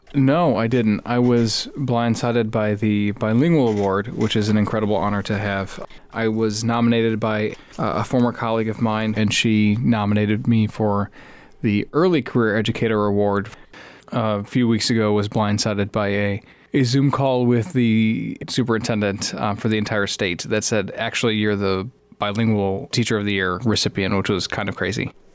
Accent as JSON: {"language": "English", "town": "Chicago", "region": "Illinois", "country": "United States", "tie": "born or raised there", "said": "I grew up in the Chicagoland area"}